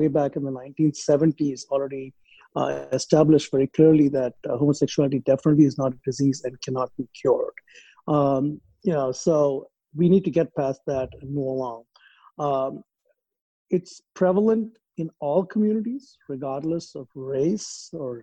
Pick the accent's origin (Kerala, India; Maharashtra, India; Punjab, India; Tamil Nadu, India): Maharashtra, India; Mumbai; moved away as an adult; also born or lived in Chennai, India / United Kingdom; now in Dallas-Fort Worth, United States; I was born and raised in India, in Bombay